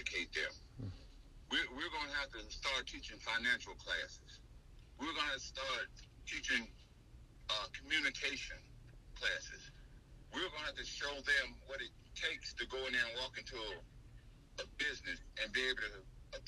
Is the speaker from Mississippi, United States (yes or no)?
yes; Mississippi, United States; also born or lived in Miami, Florida; I was raised in the South. I was born in Miami, but we moved to Mississippi when I was 7